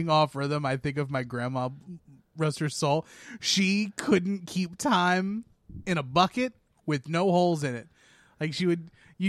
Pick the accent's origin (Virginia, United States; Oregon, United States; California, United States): Virginia, United States; I'm from Virginia